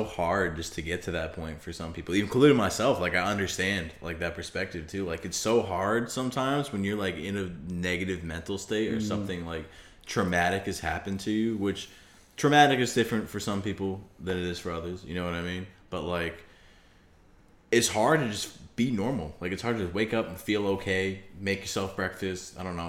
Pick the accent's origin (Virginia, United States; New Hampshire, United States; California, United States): New Hampshire, United States; Manchester; Manchester, New Hampshire, where I'm from and where I live right now, one of the big cities for heroin overdoses